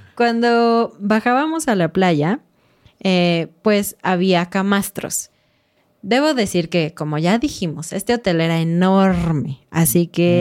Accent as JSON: {"language": "Spanish", "country": "Mexico", "said": "como mexicanos dejábamos nuestra toalla para decir, este lugar está ocupado"}